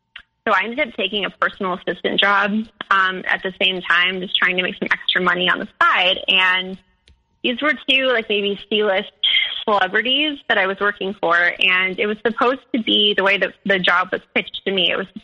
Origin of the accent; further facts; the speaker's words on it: Midwest, United States; I'm from the Midwest, like we, you know, like that kind of spirituality just isn't like really in our culture.